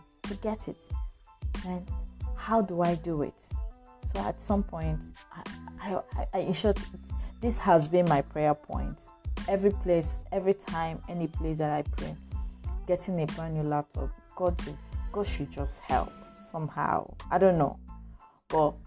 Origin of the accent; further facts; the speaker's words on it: Lagos, Nigeria; I grew up in Lagos, and from one family to the other.